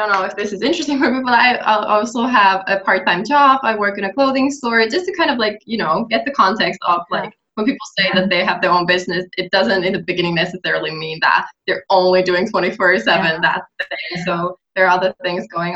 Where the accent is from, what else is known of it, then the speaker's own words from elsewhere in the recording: Finland; English is a second language; I'm from Finland